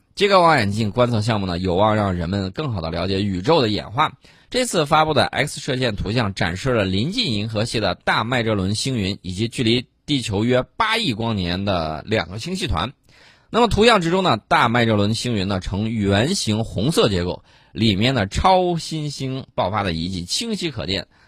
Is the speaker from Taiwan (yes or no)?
no; China; 我们中国人